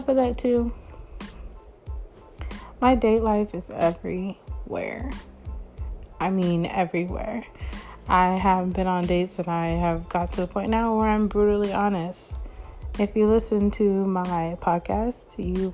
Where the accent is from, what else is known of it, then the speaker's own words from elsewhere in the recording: Northern California, United States; also born or lived in Florida; I am from California, northern part of California